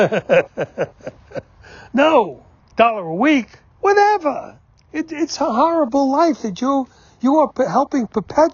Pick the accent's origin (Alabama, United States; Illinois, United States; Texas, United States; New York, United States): New York, United States; New York City; I grew up in New York City